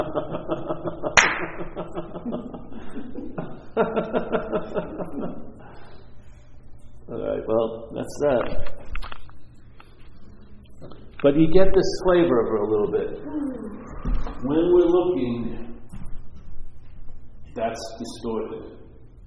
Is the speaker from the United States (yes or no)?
yes; Long Island, New York, United States; I'm from Long Island